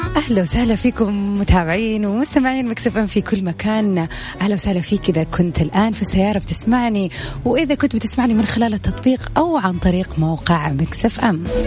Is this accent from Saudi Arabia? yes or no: yes; Saudi Arabia; عندنا في السعودية